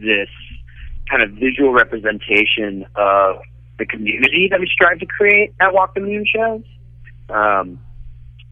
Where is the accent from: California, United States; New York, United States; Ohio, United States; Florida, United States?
Ohio, United States; Cincinnati; I am born, raised. I went to high school and I went to college, and I lived there after college. I'm Cincinnati through and through.